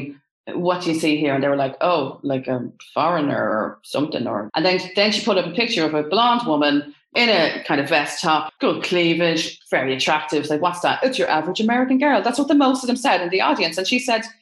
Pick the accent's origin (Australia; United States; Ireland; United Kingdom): Ireland; I'm Irish